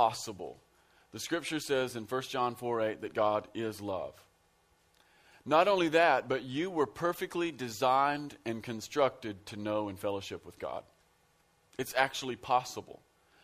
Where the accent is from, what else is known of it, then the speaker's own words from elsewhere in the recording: Central Kentucky, United States; I am from Central Kentucky. I'm from out in the sticks. We're rednecks out where I live.